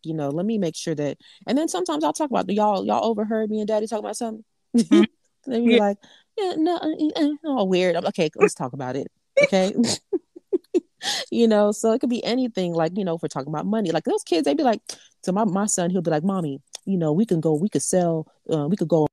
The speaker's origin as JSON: {"language": "English", "region": "South Florida", "country": "United States", "said": "I'm from South Florida"}